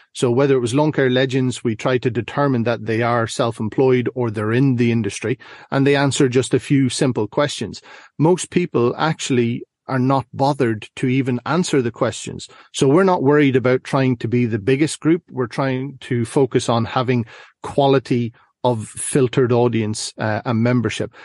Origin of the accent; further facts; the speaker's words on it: Ireland; now in Northern Ireland, United Kingdom; currently find myself in Northern Ireland, but I'm originally from the Republic.